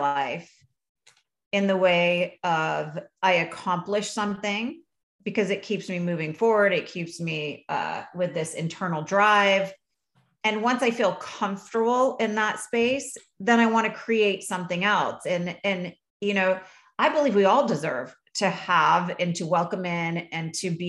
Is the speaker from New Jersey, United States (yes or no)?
no; Vermont, United States; I grew up in Vermont.